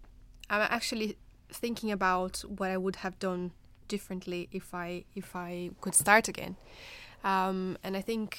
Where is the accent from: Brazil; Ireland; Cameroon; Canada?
Brazil; moved away as an adult; now in United Kingdom; I am from Brazil originally. I'm a nurse by background, and I came to the UK in 2013 to do my PhD.